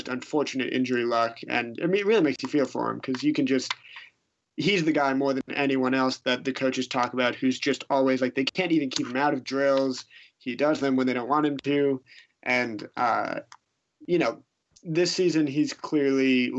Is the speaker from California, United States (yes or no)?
no; Massachusetts, United States; I'm from Massachusetts